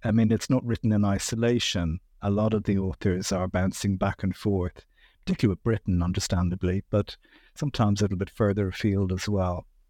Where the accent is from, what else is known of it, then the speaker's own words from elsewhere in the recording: Dublin, Leinster, Ireland; I grew up in Dublin. I've lived here most of my life